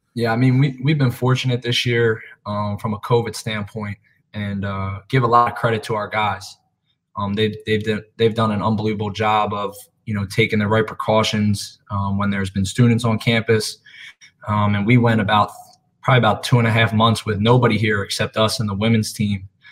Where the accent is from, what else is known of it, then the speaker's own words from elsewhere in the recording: Philadelphia, Pennsylvania, United States; So originally from Philadelphia, Pennsylvania. Um, grew up a Philly guy through and through